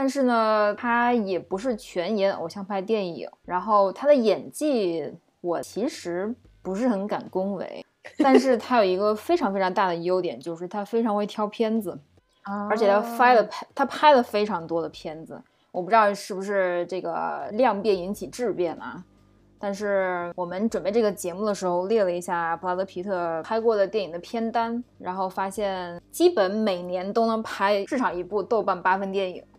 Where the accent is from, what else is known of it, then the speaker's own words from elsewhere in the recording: China; 之前我们中国人过年的时候